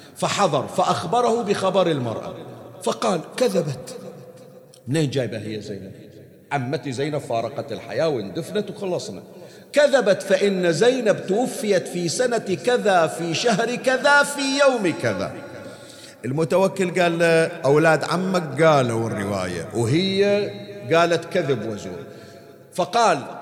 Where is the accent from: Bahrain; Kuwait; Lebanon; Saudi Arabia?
Bahrain; عندنا في البحرين